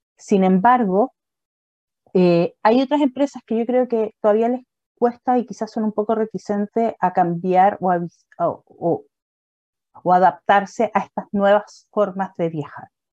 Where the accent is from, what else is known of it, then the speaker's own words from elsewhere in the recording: Puerto Varas, Los Lagos, Chile; Y soy de Puerto Vara